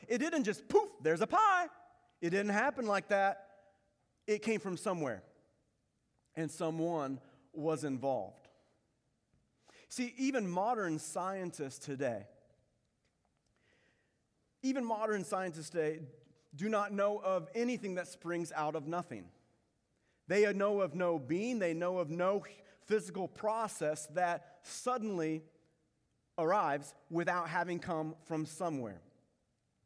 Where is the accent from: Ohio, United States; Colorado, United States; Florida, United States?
Florida, United States; Pensacola; I was born in Pensacola, Florida